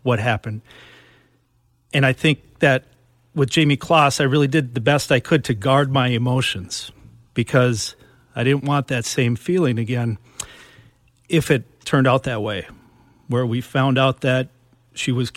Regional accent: Minnesota, United States; growing up in Minnesota

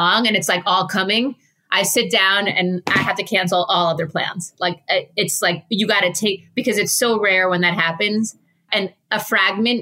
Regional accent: Jericho, New York, United States; growing up in Jericho

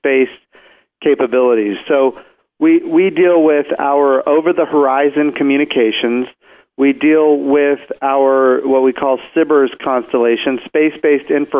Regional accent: Oklahoma, United States; I come from Oklahoma. And in Oklahoma, we have a lot of tornadoes.

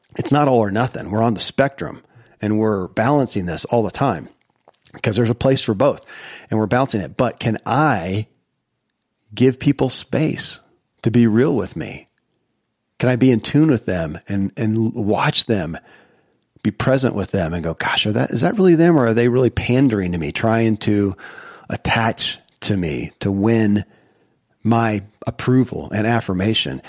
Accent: Kentucky, United States; born or raised there

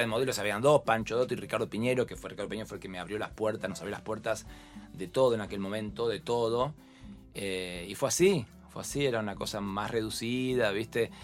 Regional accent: La Tablada, Buenos Aires Province, Argentina; De la tablada, mi secundaria, mis amigos

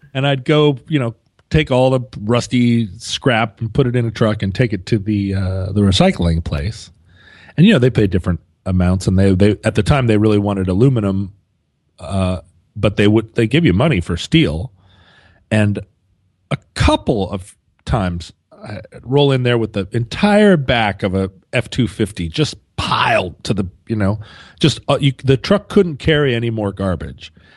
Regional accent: Alaska, United States; growing up in Alaska

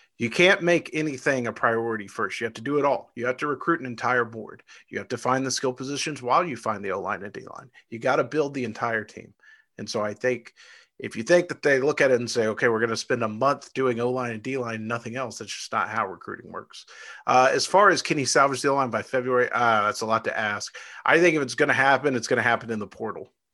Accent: Irving, Texas, United States; I was born in Irving, Texas. I lived about ten minutes from Texas Stadium.

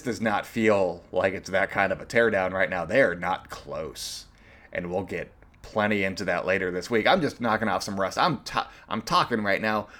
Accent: East Bay, California, United States; now in Oakland, United States; been to Oakland growing up in the East Bay

